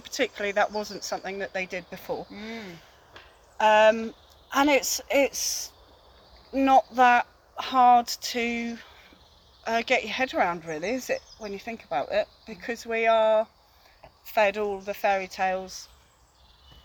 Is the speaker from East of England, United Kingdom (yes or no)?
no; China Clay area, South West England, United Kingdom; I grew up in the China Clay area